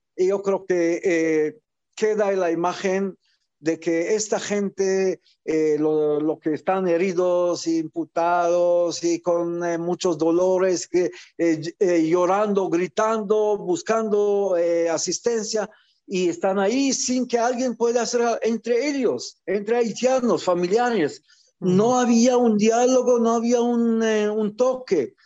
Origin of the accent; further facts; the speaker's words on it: Israel; also born or lived in Algeria; yo que nací en Argelia, llegué como niño refugiado de, aquel entonces a Israel